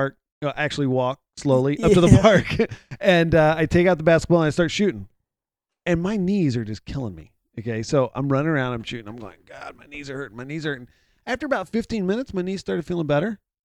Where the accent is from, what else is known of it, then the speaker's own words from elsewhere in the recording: Houston, Texas, United States; I'm from Houston